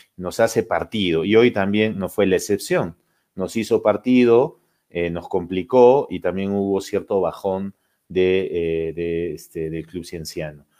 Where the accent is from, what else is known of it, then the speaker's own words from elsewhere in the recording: Cusco, Peru; como cusqueños